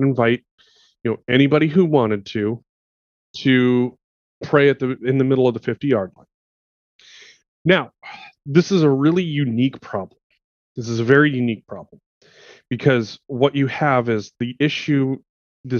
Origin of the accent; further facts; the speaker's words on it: Montana, United States; I grew up in the quote-unquote Bible Belt of Montana. You know, I grew up in a very rural